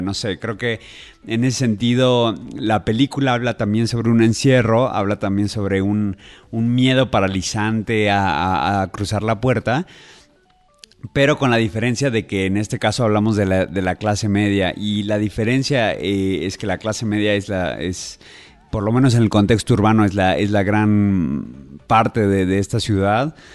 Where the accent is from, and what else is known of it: Mexico